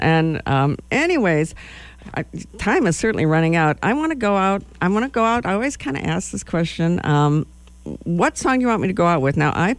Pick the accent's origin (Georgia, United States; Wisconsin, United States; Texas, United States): Wisconsin, United States; Madison; moved away as an adult; now in Lincoln, United States; I'm from Madison, Wisconsin.